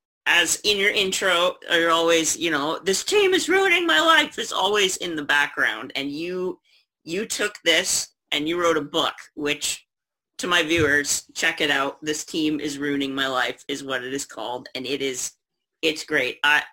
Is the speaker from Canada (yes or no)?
yes; Oakville, Ontario, Canada; Oakville, Ontario.